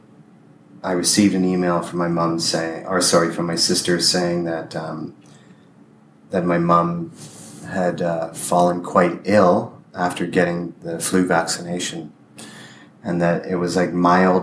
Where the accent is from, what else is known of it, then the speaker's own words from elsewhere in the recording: Windsor, Ontario, Canada; moved away as an adult; We drove to my hometown, Windsor.